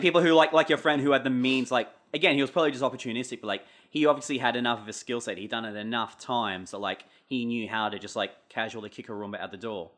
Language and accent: English; Pittsworth, Queensland, Australia; growing up in Pittsworth as, like, a weirdo outsider